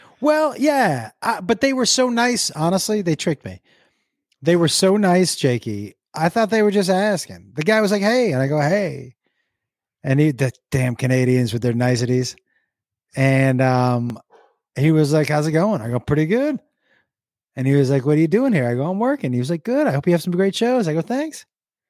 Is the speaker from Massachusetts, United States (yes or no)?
yes; Massachusetts, United States; I grew up in Massachusetts